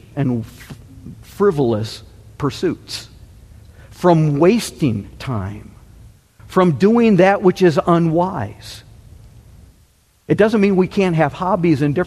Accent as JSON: {"language": "English", "region": "Michigan", "country": "United States", "tie": "born or raised there", "said": "growing up in Michigan"}